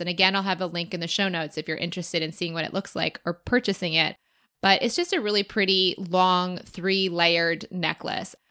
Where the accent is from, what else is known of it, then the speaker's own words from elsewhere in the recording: Chicago, Illinois, United States; I am from Chicago